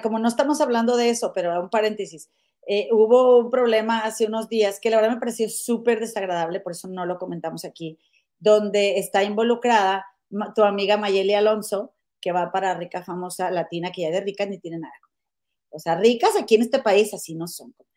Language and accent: Spanish; Monterrey, Nuevo León, Mexico; moved away; somos de Monterrey dijimos, pues de ahí somos